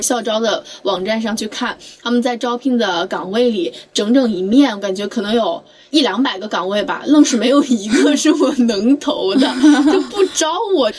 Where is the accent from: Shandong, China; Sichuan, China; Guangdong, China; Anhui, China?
Anhui, China; moved away; 因为我老家是安徽的嘛